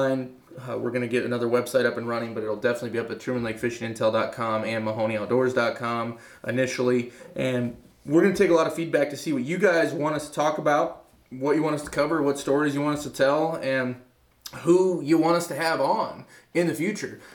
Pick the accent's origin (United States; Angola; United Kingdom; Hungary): United States; Lee's Summit, Missouri; growing up in Lee Summit